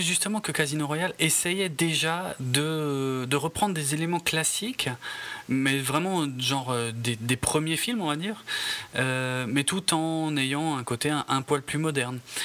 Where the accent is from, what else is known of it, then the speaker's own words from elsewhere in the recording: France; chez nous en France